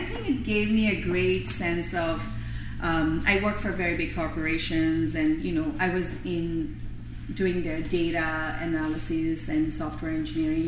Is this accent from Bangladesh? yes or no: yes; Bangladesh; moved away as an adult; I was a foreign student. My parents are in Bangladesh. I'm from Bangladesh